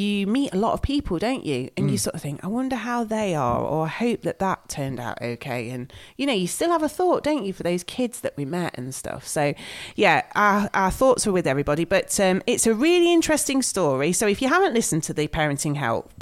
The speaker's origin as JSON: {"language": "English", "town": "Nottingham", "region": "East Midlands", "country": "United Kingdom", "said": "we're from Nottingham."}